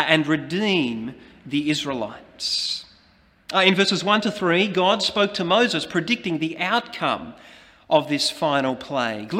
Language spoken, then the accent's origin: English; Australia